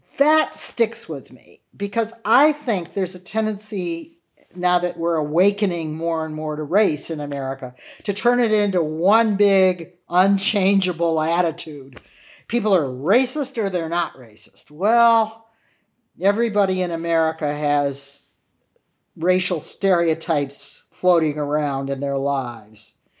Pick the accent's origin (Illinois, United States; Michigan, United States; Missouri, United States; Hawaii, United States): Michigan, United States; Wyandotte; now in Cambridge, United States; when I was growing up in Wyandotte, Michigan, my father was a high school teacher